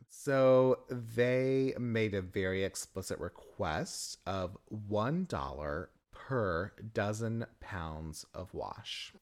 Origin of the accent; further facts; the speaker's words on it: the South, United States; from the South. Southern born, Southern bred.